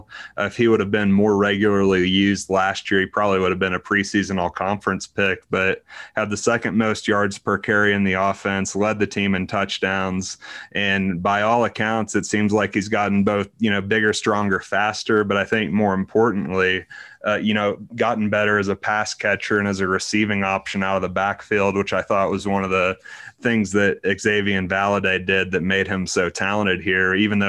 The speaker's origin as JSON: {"language": "English", "town": "Houston", "region": "Texas", "country": "United States", "tie": "born or raised there", "said": "Had a lot of Cowboys fans in the family with me growing up in Houston"}